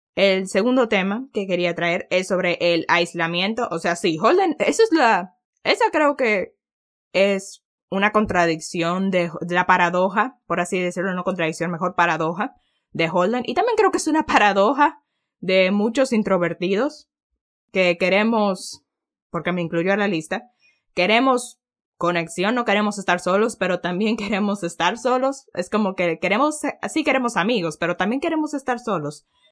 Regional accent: Dominican Republic; Para nosotros sería español porque en República Dominicana lo que se habla es español

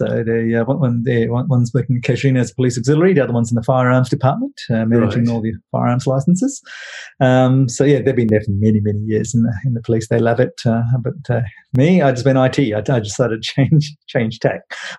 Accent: Kuala Terengganu, Terengganu, Malaysia; born there; also born or lived in Butterworth / Penang; I was born in Malaysia, in a little fishing village on the east coast in Kuala Terengganu

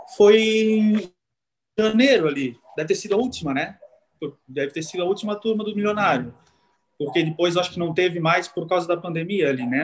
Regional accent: Timbó, Santa Catarina, Brazil; Eu sou de Timbó e eu trabalhava em Blumenau

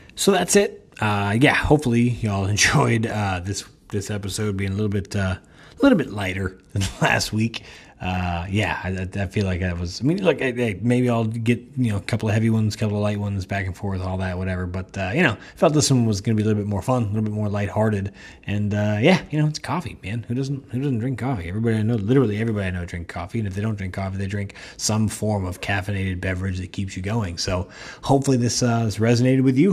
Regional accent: United States; I realized how spoiled I am as an American

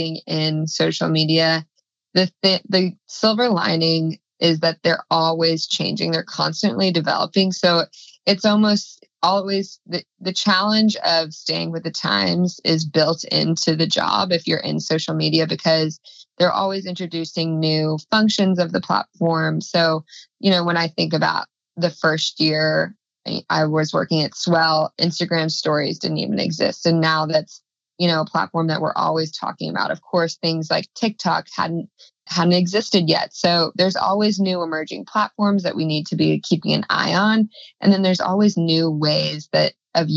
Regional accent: Texas, United States; moved away; it's my home state

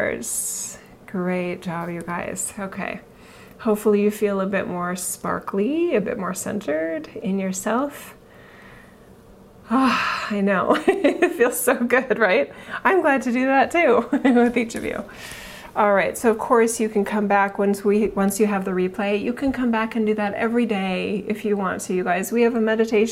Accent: United States; As an American

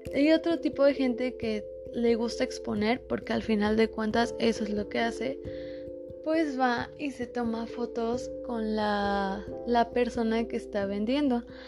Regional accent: Mexico; nosotros como mexicanos

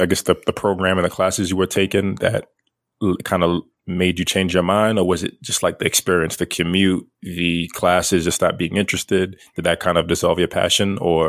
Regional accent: Brooklyn, New York, United States; I grew up in Flatbush in Brooklyn, and like, I lived on a square block, and surrounding the block was the projects.

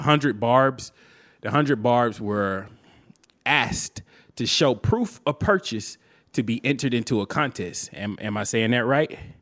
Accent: Alabama, United States; I'm from Alabama

